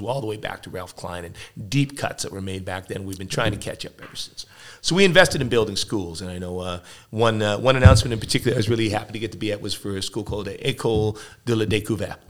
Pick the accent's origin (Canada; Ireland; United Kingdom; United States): Canada; Edmonton, Alberta; I grew up here in Edmonton.